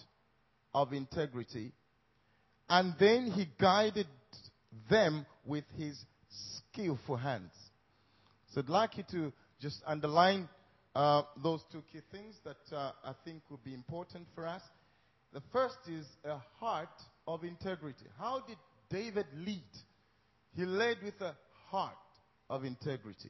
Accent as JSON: {"language": "English", "country": "Zambia", "said": "I'm from Africa, Zambia"}